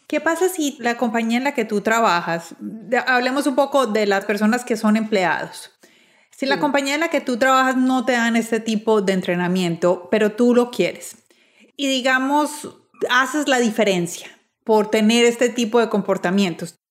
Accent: Medellín, Antioquia, Colombia; moved away as an adult; also born or lived in Bogotá; yo soy de Medellín, estudié, trabajé los primeros años en Medellín, pero después me trasladé a Bogotá

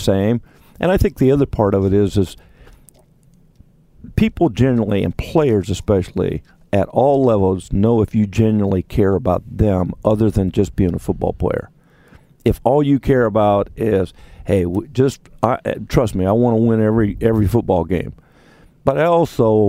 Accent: Ohio, United States; growing up in Ohio

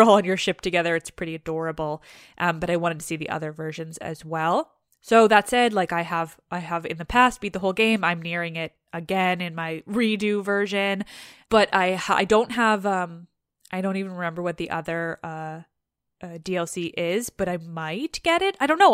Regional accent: Canada; I'm Canadian

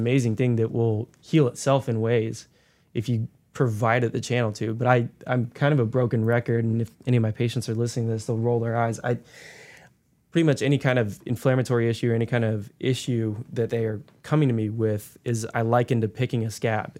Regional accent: Davie County, North Carolina, United States; I grew up in Davie County

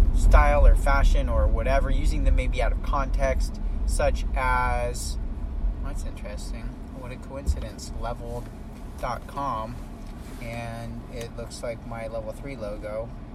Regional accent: California, United States; now in Texas, United States; I'm from California

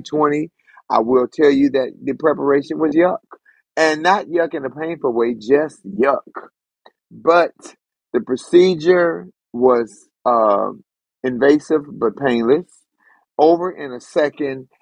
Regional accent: United States

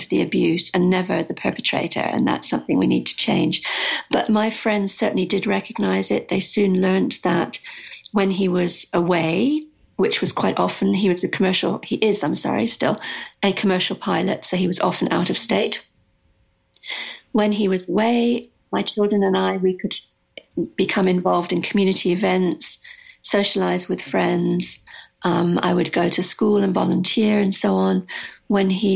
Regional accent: United Kingdom; moved away as an adult; also born or lived in Arizona; I'm British

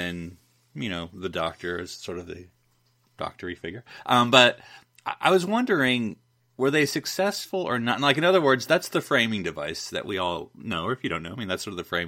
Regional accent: United States; as an American

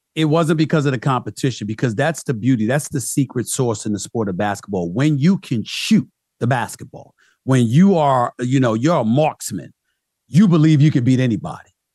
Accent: New York City, New York, United States; also born or lived in Archdale, North Carolina / Philadelphia; I'm back in my hometown, New York, instead of being a native New Yorker stuck in Archdale, North Carolina

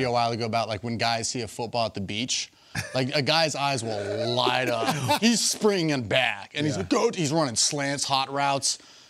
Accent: Los Angeles, California, United States; You know, I'm from Los Angeles.

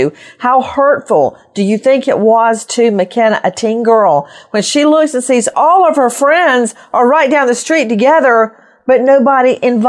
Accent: Macon, Georgia, United States; moved away; my hometown of Macon, Georgia

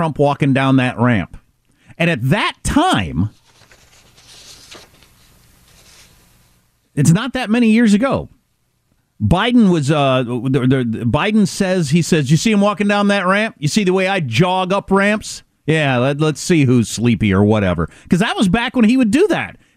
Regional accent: Western Kansas, United States; moved away; I grew up in Western Kansas

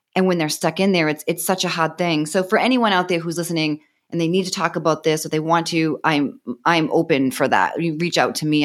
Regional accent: Boston, Massachusetts, United States; accent: Boston; moved away as an adult; now in Austin, United States; Originally, I'm from Boston, Massachusetts, but I'm in, uh, Austin right now

